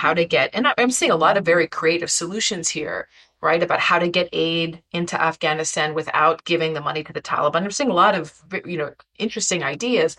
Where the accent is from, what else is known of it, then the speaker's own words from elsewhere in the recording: United States; as an American